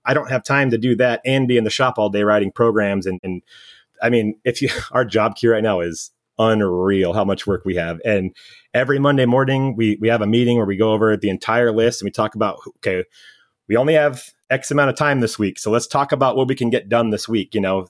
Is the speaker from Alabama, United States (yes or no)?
no; California, United States; I was born and raised in California. I've barely been out of the state.